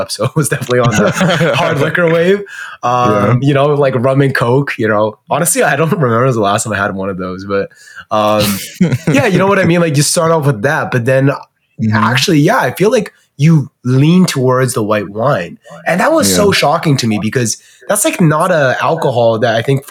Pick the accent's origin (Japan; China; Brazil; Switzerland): China; now in Canada; growing up in China